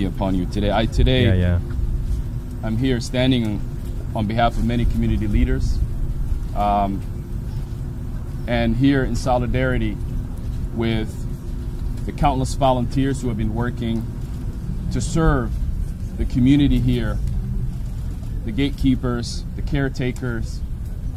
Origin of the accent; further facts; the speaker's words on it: Minneapolis, Minnesota, United States; I grew up in Minneapolis